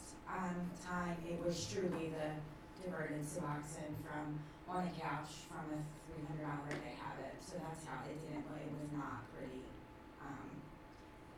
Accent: Delaware County, Pennsylvania, United States; I'm from Delaware County

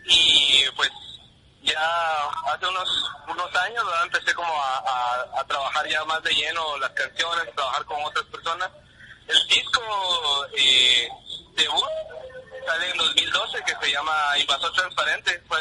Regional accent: Huehuetenango, Guatemala; Huehuetenango, de Huehuetenango, la cabecera, ¿verdad? departamento de Huetenango

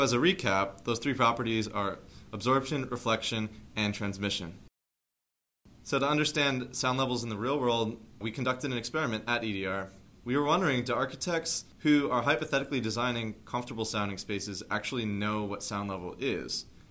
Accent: Dix Hills, New York, United States; I'm from Dix Hills, New York

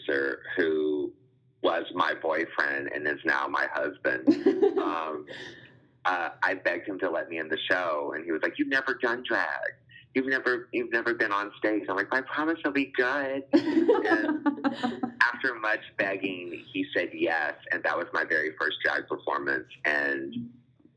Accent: Louisiana, United States; moved away as an adult; now in Austin, United States; I was born and raised in Louisiana, hence the name, but I've lived in Austin for the past 8 years.

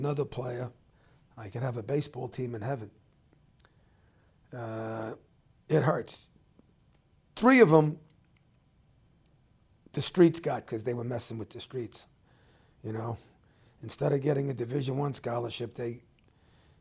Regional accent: New York City, New York, United States; I grew up in the same house I'm in now, Bayside, Queens.

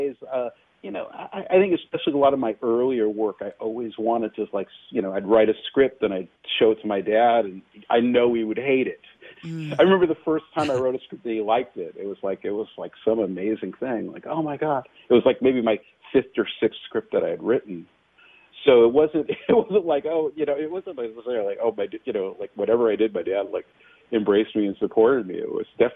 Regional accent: Los Angeles, California, United States; I'm definitely born and bred in Los Angeles, actually San Fernando Valley

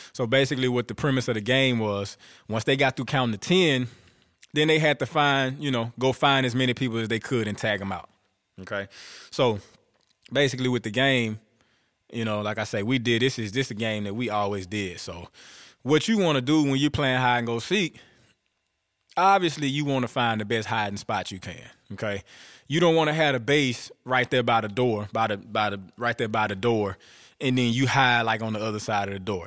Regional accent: Bastrop, Louisiana, United States; I was born in Bastrop, Louisiana

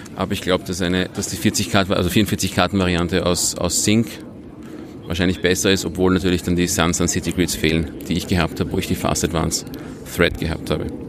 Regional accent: Vienna, Austria; ich komme aus Wien, ähm, spiele in Wien

